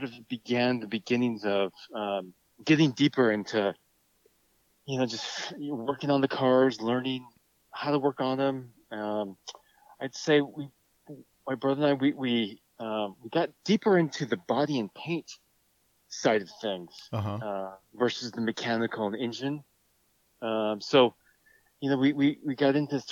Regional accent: San Jose, California, United States; We grew up in San Jose, California.

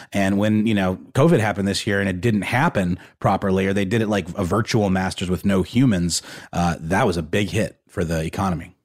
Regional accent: Augusta, Georgia, United States; my hometown of Augusta, Georgia

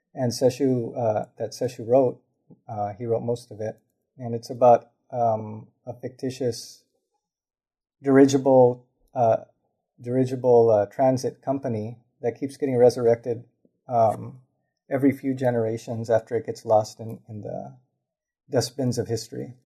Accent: Los Angeles, California, United States; also born or lived in Lincoln Heights, Los Angeles; I grew up in Highland Park

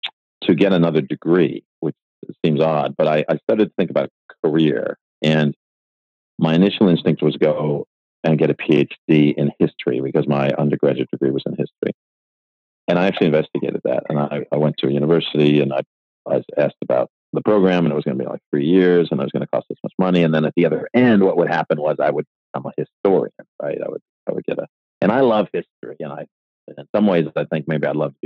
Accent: Buffalo, New York, United States; moved away as an adult; I was born in Buffalo, New York

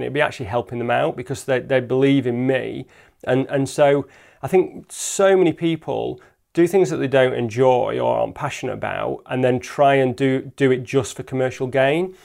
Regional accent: Lake District, North West England, United Kingdom; now in Peak District, United Kingdom; I grew up in the Lake District and I now live in the Peak District

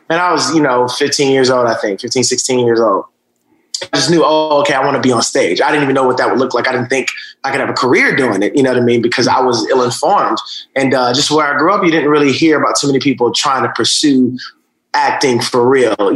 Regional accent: Atlanta, Georgia, United States; also born or lived in Augusta, Georgia; Georgia, right outside of Atlanta. I was born in Augusta. My mom moved to uh, Atlanta when I, I, think I was about four. And uh, so that's that's where I grew up in. I mean, you know, grew up in, in, in a regular, you know, black household, you know, a single parent situation.

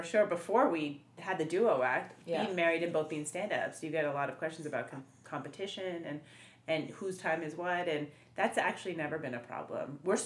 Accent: Montreal, Quebec, Canada; We're from Montreal.

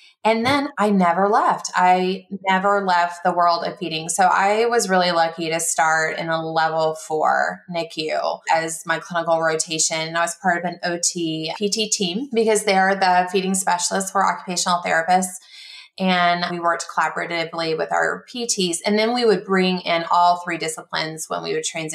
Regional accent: Columbia, South Carolina, United States; moved away; also born or lived in Texas; I am from Texas. I actually grew up in Columbia, South Carolina

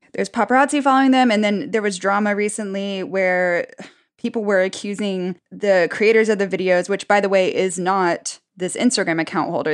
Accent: United States; as an American

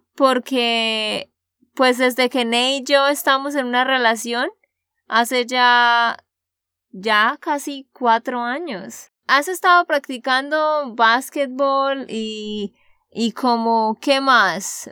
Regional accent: Santander, Colombia; de Santander, Colombia

